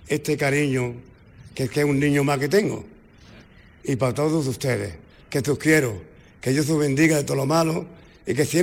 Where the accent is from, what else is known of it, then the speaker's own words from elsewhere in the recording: Málaga, Andalusia, Spain; now in Torremolinos, Spain; mi Málaga querida